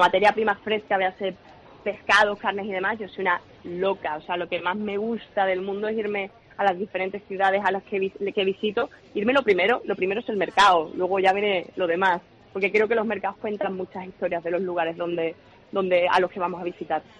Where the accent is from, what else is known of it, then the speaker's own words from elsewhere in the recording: Chiclana de la Frontera, Andalusia, Spain; mi idea sería montar un restaurante en Cádiz, de donde soy yo, en China de la Frontera